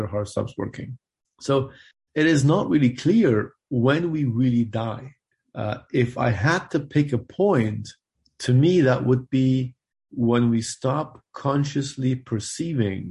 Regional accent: Germany; moved away as an adult; also born or lived in Afghanistan / Switzerland; now in Louisville, United States; I moved to Germany when I was 6 years old. That's where I grew up and did my medical school

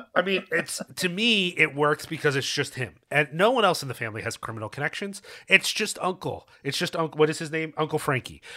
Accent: Philadelphia, Pennsylvania, United States; I grew up in Philly

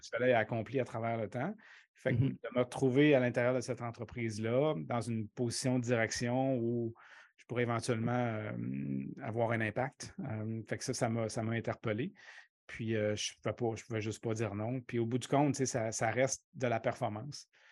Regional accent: Quebec City, Quebec, Canada; moved away as an adult; moi, j'ai grandi à Québec. Hein. donc, les 24, 25 premières années de ma vie, je les ai passées à Québec

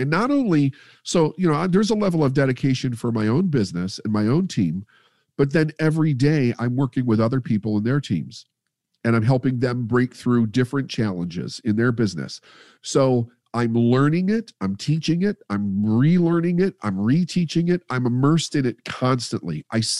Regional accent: Midwest, United States; And we come from the Midwest, which is the capital of the quarter chair, the armchair quarterback.

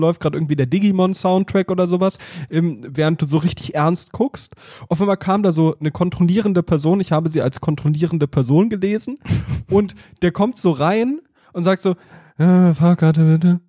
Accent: Hesse, Germany; sagt man ja hier in Hessen. Ich bin ja waschechter Hesse

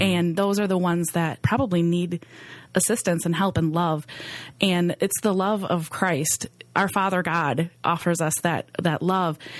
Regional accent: Green Bay, Wisconsin, United States; I grew up right here in Green Bay

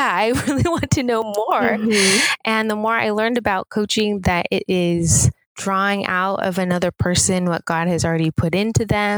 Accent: Seattle, Washington, United States; moved away as an adult; also born or lived in Los Angeles, United States / Pasadena, United States; was born and raised in Seattle

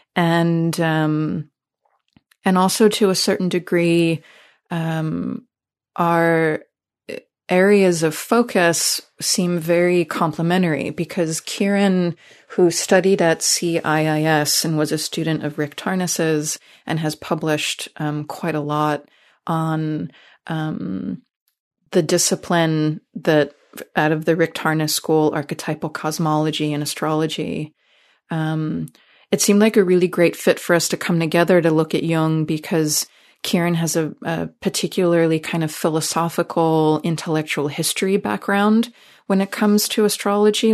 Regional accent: New York City, New York, United States; moved away as an adult; now in California, United States; I come from New York City, so I'm, I'm an East Coaster originally

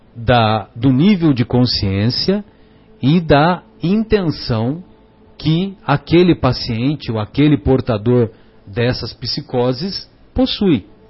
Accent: São José do Rio Pardo, São Paulo, Brazil; lá na, na minha cidade, né, São José do Rio Pardo

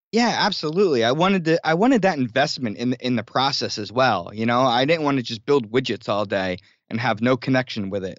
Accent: New Jersey, United States; moved away as an adult; also born or lived in New York City; I grew up in South Jersey near Philadelphia

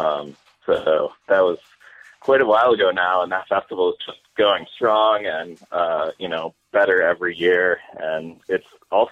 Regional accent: Stockbridge, Massachusetts, United States; moved away as an adult; also born or lived in Lee, Massachusetts / New York City / Brooklyn; I grew up in Lee and Stockbridge

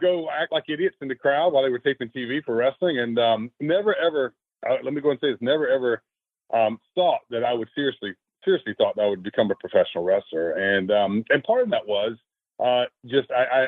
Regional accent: Brunswick, Georgia, United States; I grew up in born and raised in Brunswick, Georgia, which is just on the Georgia-Florida line

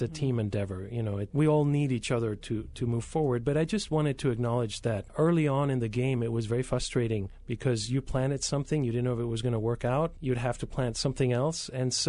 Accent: Spain; born there; I was born in Spain.

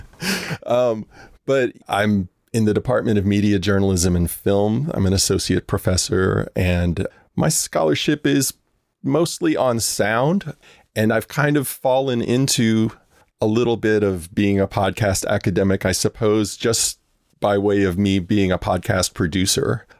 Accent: New Orleans, Louisiana, United States; I grew up in New Orleans, which is just such a musically rich place

